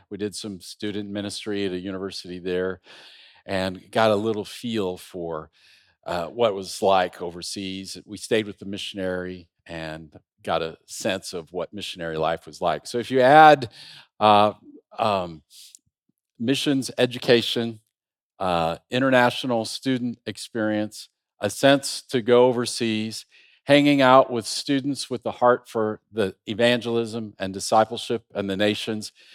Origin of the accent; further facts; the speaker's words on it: Iowa, United States; moved away as an adult; also born or lived in Istanbul, Turkey; we're from Iowa